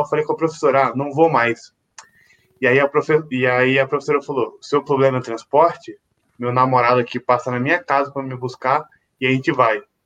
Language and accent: Portuguese; Volta Redonda, Rio de Janeiro, Brazil; now in São Paulo, Brazil; na minha cidade natal, em Volta Redonda